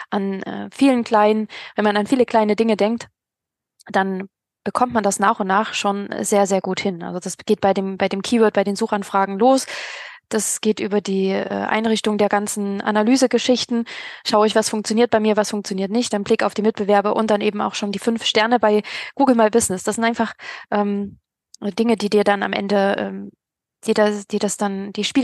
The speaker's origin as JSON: {"language": "German", "town": "Kiel", "region": "Schleswig-Holstein", "country": "Germany", "said": "Ich möchte ja nicht ähm, als, äh, ja, als Kieler irgendwie nach ähm, an den Bodensee"}